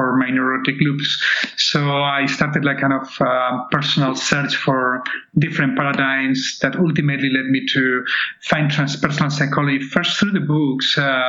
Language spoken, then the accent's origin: English; Barcelona, Catalonia, Spain; moved away; I was born in Barcelona in 1968